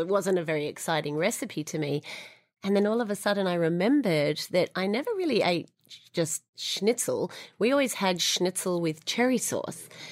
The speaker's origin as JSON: {"language": "English", "town": "Sydney", "region": "New South Wales", "country": "Australia", "tie": "born or raised there", "also_born_or_lived": "Israel / London", "moved": "as an adult", "lives_now": "New York, United States", "said": "as you can hear, I'm a Sydney born Australian"}